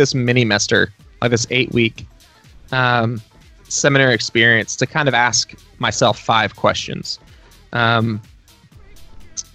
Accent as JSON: {"language": "English", "area": "Dallas-Fort Worth area", "region": "Texas", "country": "United States", "tie": "born or raised there", "moved": "yes", "lives_now": "Nashville, United States", "said": "my hometown, home state in the Dallas-Fort Worth area of Texas"}